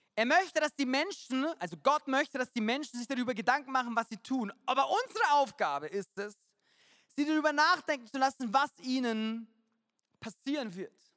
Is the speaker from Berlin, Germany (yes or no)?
no; Munich, Bavaria, Germany; München äh, meine Heimat